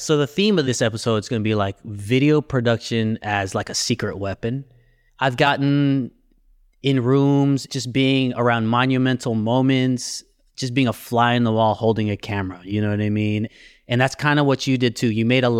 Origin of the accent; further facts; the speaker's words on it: California, United States; I even saw some … stuff, which really spoke to me because I'm from the Bay.